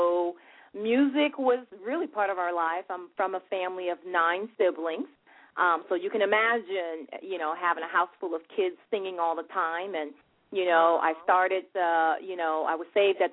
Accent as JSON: {"language": "English", "town": "Nassau", "region": "New Providence", "country": "Bahamas", "said": "I'm originally from Nassau, Bahamas."}